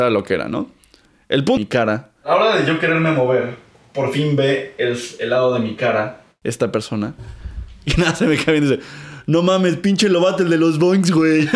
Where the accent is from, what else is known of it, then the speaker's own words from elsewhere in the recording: Mexico City, Mexico; Crecí en el Olivar del Conde, que es muy cerquita de Miscuac.